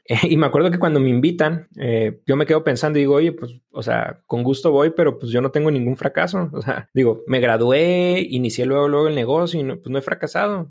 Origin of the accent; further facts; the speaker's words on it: Delicias, Chihuahua, Mexico; Crecí, yo soy de Delicias y crecí yendo toda parte de los últimos años de la secundaria y toda mi prepa